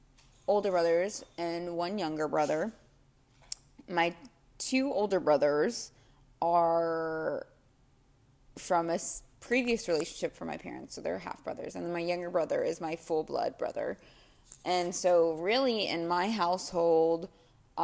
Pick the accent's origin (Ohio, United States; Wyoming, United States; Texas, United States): Texas, United States; Dallas; I was born and raised in Dallas